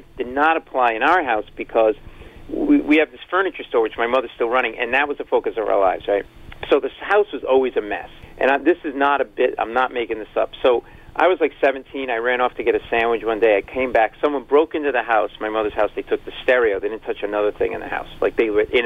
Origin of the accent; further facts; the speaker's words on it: Providence, Rhode Island, United States; We grew up in Rhode Island in Providence.